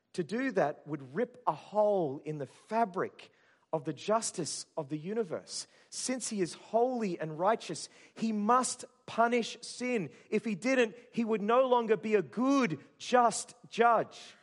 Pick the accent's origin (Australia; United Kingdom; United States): Australia; Burnett Heads, Queensland; I grew up in Burham District Christian Fellowship in Burham Heads in Queensland